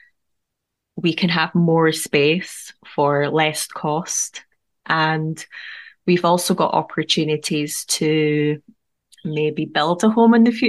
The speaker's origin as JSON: {"language": "English", "town": "Edinburgh", "region": "Scotland", "country": "United Kingdom", "tie": "born or raised there", "lives_now": "St. Boswells, United Kingdom", "said": "my hometown of Edinburgh"}